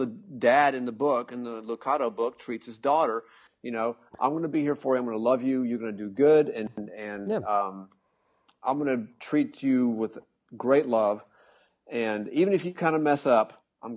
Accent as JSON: {"language": "English", "country": "United States", "said": "I'm an American."}